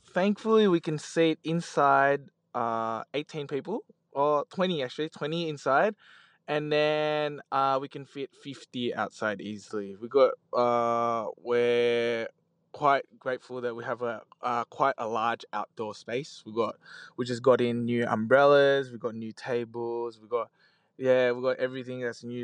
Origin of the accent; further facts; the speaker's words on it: Australia; we just grew up like in Australia since we're young